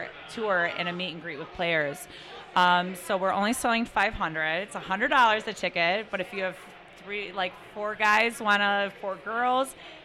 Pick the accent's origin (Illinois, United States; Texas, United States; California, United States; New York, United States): Illinois, United States; Chicago; I live here. I'm raising my kids here. You know, I've lived here for 15 years. I grew up in Old Norwood.